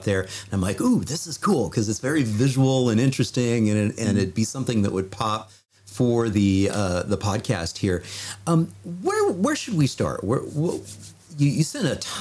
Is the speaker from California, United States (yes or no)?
yes; Southern California, United States; I'm originally from Southern California